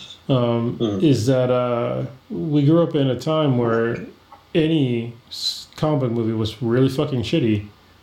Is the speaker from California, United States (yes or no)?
yes; Bay Area, California, United States; I'm from the Bay Area